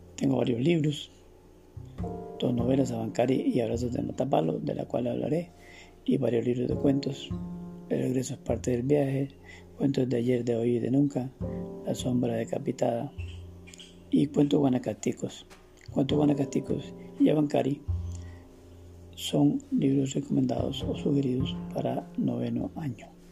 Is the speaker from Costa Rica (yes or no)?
yes; Costa Rica; nací en Navangares el 25 de julio de 1951 en una localidad que se llama Concepción, en una finquita, en un ambiente totalmente rural